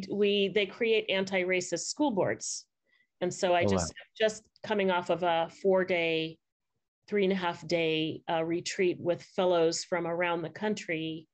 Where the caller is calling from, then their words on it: California, United States; I am calling in from Southern California.